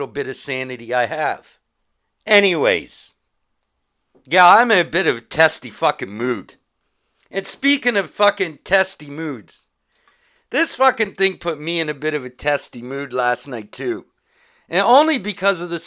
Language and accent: English; Canada; as a Canadian